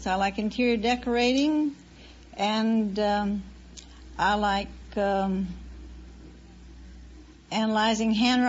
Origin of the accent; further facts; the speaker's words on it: Barlow, Kentucky, United States; But it's really a little town called Barlow, near there.